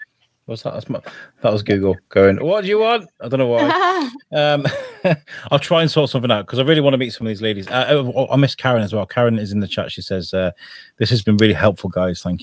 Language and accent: English; Portsmouth, South East England, United Kingdom; now in Scotland, United Kingdom; I'm originally from Portsmouth, way down south